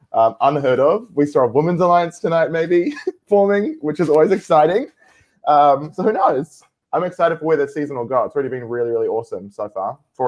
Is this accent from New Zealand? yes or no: yes; New Zealand; It'd be nice to get an invite to the table as we're from New Zealand